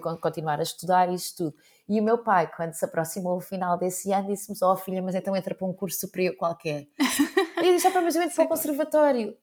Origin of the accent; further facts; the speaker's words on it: Azambuja, Lisbon, Portugal; na Zambuja, que era, é de onde eu sou